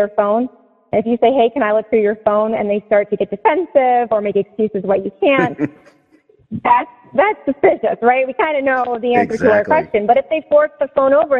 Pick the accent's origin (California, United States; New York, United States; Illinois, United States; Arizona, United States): New York, United States; Seneca Falls; now in Palm Beach County, Florida, United States; I grew up in Seneca Falls, New York, in part